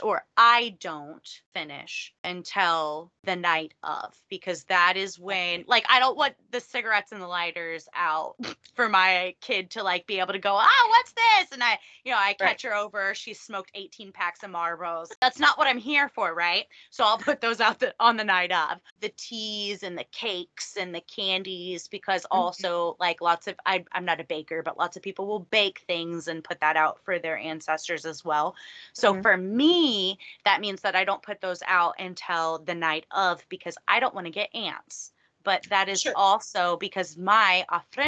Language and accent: English; Texas, United States; I grew up here in Texas